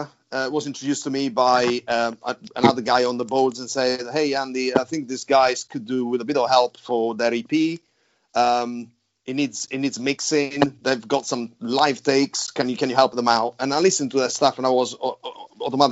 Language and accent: English; United Kingdom; We're from the UK